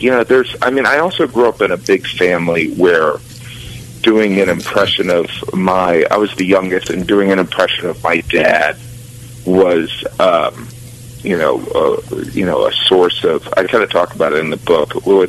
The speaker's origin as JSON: {"language": "English", "region": "Indiana", "country": "United States", "tie": "born or raised there", "also_born_or_lived": "Illinois", "said": "I was born actually in Illinois, and we moved to the suburbs of Gary in Indiana, and so it was much more of an urban setting"}